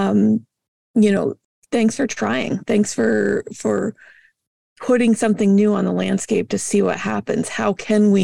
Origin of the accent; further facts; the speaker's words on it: Massachusetts, United States; now in Iowa, United States; I'm originally from Massachusetts.